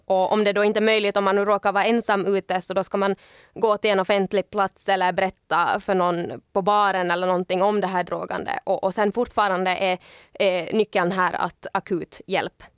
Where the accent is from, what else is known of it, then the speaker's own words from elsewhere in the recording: Ekenäs, Uusimaa, Finland; now in Helsinki, Finland; hemma i Ekenäs